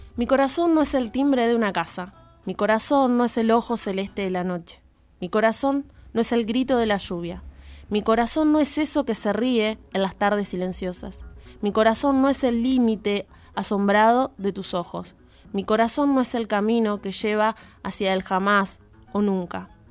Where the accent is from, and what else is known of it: Jáuregui, Buenos Aires Province, Argentina; born or raised there